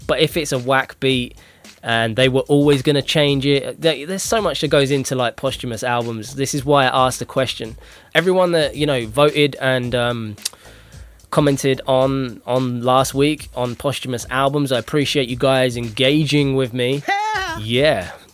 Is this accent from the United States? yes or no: no; United Kingdom; I'm I'm British